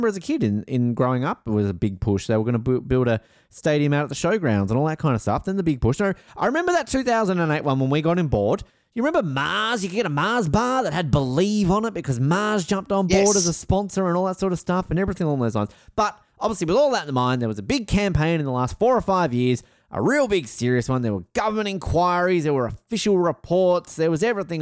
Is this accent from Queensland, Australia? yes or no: no; Tasmania, Australia; growing up in Tasmania